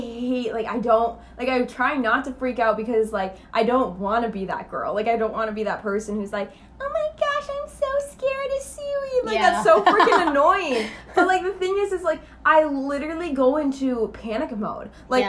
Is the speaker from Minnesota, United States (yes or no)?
yes; Minnesota, United States; now in Arizona, United States; I grew up in Minnesota. I grew up in the lakes.